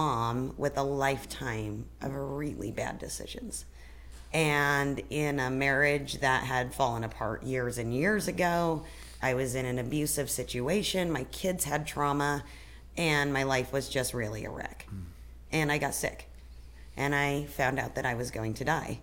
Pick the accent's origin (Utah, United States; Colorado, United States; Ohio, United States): Colorado, United States; Fruita; also born or lived in Grand Junction, Colorado; now in Spokane, United States; I grew up in Colorado in a small town, Grand Junction.